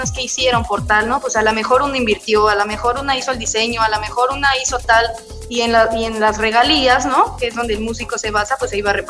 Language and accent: Spanish; Coacalco, State of Mexico, Mexico; also born or lived in Lindavista; Bueno, de Coacalco, Estado de México.